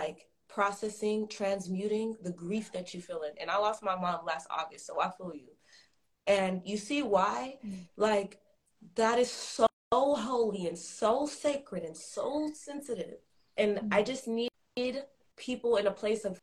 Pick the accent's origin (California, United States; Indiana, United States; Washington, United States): California, United States; Los Angeles; I'm from Los Angeles. I'm on the West Coast